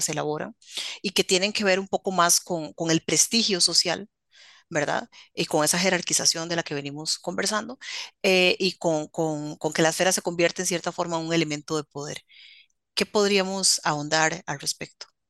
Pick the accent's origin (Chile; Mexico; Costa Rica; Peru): Costa Rica; como costarricenses